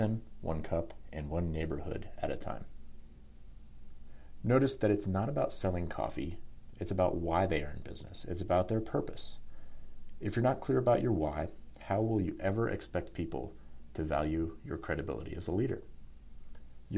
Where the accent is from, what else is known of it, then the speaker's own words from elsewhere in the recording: Denver, Colorado, United States; I'm born and raised in Denver, Colorado